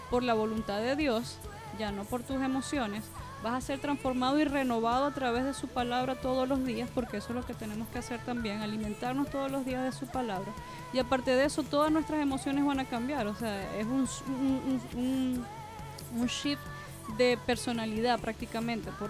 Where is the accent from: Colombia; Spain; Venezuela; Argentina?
Venezuela; born there; Yo soy, yo soy venezolana. No, ahí es donde yo nací.